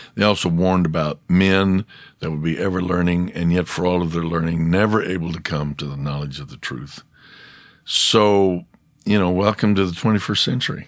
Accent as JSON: {"language": "English", "country": "United States", "said": "I'm American."}